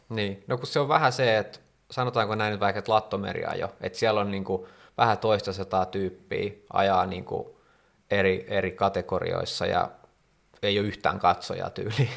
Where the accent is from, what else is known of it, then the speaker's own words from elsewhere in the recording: Helsinki, Uusimaa, Finland; mä oon ite helsinkiläinen